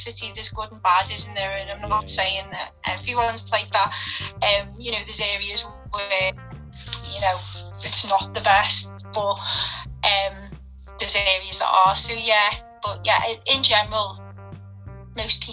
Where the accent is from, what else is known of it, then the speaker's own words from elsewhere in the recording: Liverpool, North West England, United Kingdom; I've lived here all my life. Yeah, I was born in Liverpool. All my family are from Liverpool.